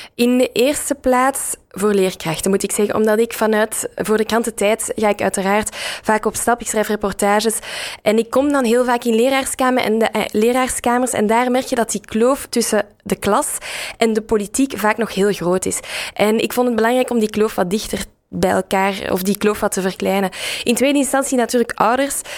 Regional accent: Dilbeek, Flanders, Belgium; ik heb eh, zelf op school gezeten in Dilbeek, dus in de, in de rand rond Brussel. waar je ook hoort aan mijn accent.

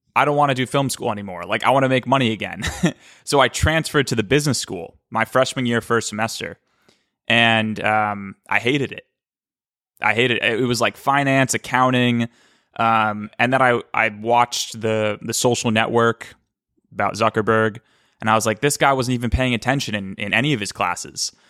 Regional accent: Cape Cod, Massachusetts, United States; also born or lived in Boston; I was born in Boston. And when I was five, my dad moved us to Cape Cod

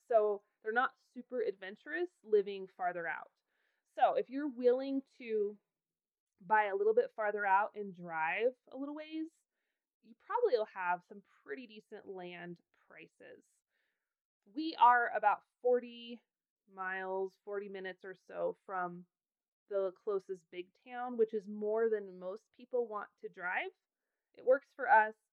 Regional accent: Idaho, United States; moved away as an adult; now in Wyoming, United States; I adore Wyoming. I have lived here since I was 18 I have no plans ever of leaving. And even though I was born and raised in Idaho

